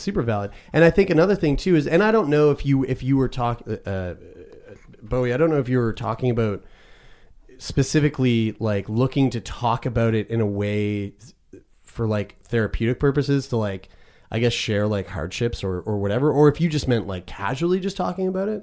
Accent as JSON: {"language": "English", "region": "Nova Scotia", "country": "Canada", "said": "living in Nova Scotia, being a Canadian"}